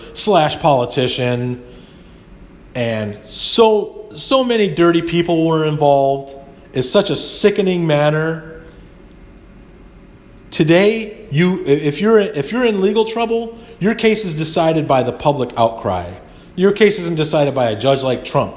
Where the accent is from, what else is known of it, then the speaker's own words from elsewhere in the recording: United States; as an American